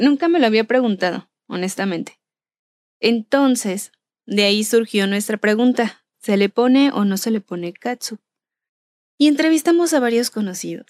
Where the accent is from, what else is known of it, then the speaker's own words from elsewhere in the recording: Michoacán, Mexico; Y yo soy originaria de Michoacán.